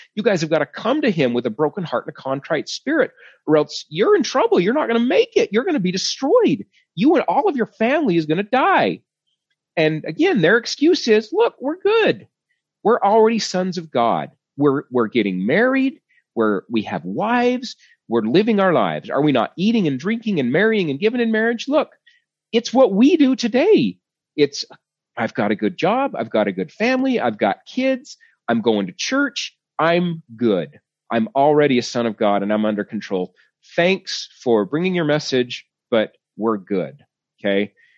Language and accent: English; Sandy, Utah, United States; I was born in Sandy, Utah